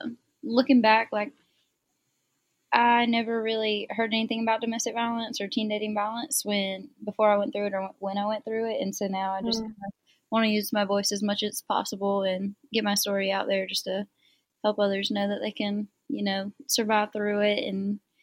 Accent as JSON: {"language": "English", "town": "Greenville", "region": "South Carolina", "country": "United States", "said": "Greenville, South Carolina."}